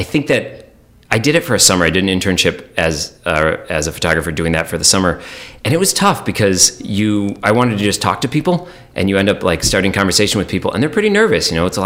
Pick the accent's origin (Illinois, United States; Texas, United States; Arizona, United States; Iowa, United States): Illinois, United States; Bartlett; moved away as an adult; also born or lived in Rochester, New York; now in New England, United States; I grew up outside Chicago. I grew up in the western suburbs in the bustling town of Bartlett